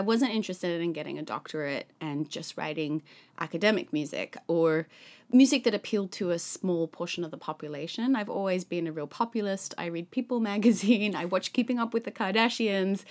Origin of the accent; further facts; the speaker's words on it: Sydney, New South Wales, Australia; moved away; I grew up in Sydney, Australia